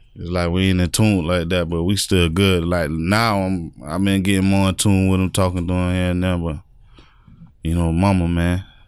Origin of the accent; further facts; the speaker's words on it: North Lauderdale, Florida, United States; Growing up in North Lauderdale